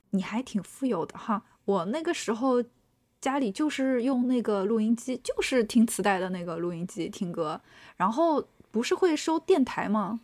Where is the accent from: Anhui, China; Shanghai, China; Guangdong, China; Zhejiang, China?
Shanghai, China; 我是上海人